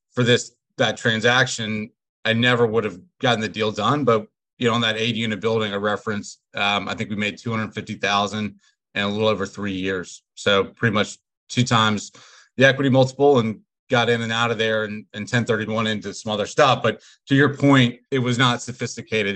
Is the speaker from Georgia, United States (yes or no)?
yes; Atlanta, Georgia, United States; moved away as an adult; now in Richmond, United States; I'm originally from Atlanta. Uh, I went to the University of Richmond. That's what brought me up here